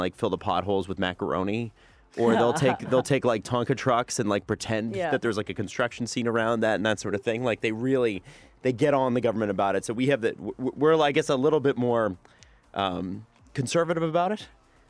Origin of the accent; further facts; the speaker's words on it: Toronto, Ontario, Canada; I'm from the East End.